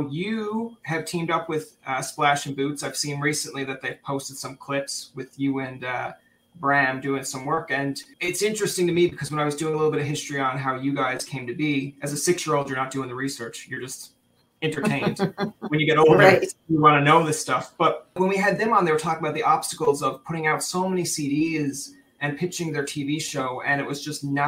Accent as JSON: {"language": "English", "region": "Newfoundland and Labrador", "country": "Canada", "tie": "born or raised there", "said": "I am from Newfoundland originally."}